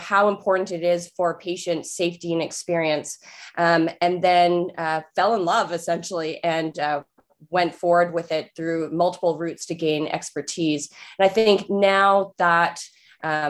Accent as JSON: {"language": "English", "town": "Nanaimo", "region": "British Columbia", "country": "Canada", "said": "I'm from Nanaimo, BC, and that's on Vancouver Island"}